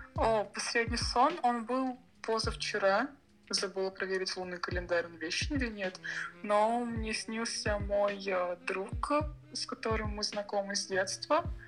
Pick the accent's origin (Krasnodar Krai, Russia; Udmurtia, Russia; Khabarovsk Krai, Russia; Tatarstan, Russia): Krasnodar Krai, Russia; Sochi; also born or lived in Moscow; Живу я в городе Сочи. Точнее, я здесь родилась и недавно вернулась после двух лет в Москве